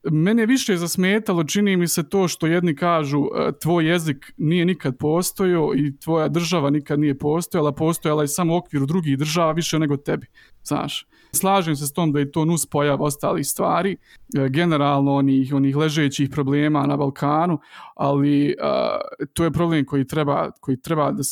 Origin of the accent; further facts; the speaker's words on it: Srebrenica, Republika Srpska, Bosnia & Herzegovina; born there; ja sam, ja sam rođen u Srebrenici, na primjer, čuo za Srebrenicu.